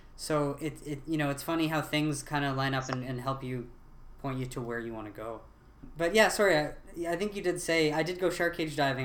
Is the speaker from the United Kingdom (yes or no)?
no; Ottawa, Ontario, Canada; I'm from Ottawa